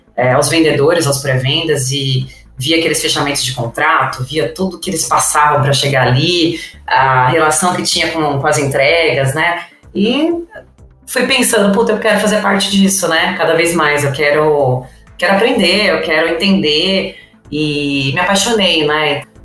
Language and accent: Portuguese; São Paulo, Brazil; Nasci em São Paulo, sou natural, né, de São Paulo